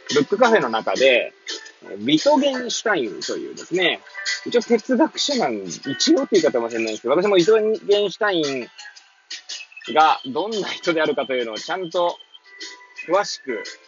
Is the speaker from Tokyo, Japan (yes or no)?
yes; Hachioji, Tokyo, Japan; moved away as an adult; now in Kamaishi, Japan; 八王子生まれ、八王子育ち。震災の前の年から釜石で働くポンコツ